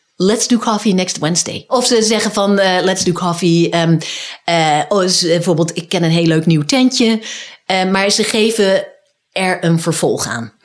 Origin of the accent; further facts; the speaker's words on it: Netherlands; moved away as an adult; now in United States; als Nederlander